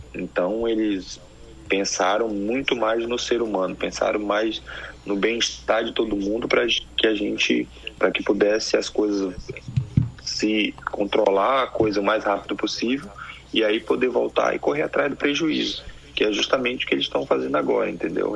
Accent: Manaus, Amazonas, Brazil; also born or lived in Bahia; now in South Korea; apesar de eu ser de eu ser baiano eu mudei muito cedo. Com um ano de idade eu fui para Manaus

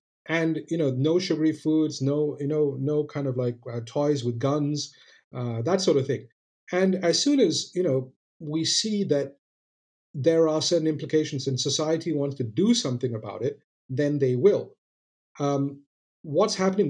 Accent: Malaysia; I'm not American, I'm Malaysian

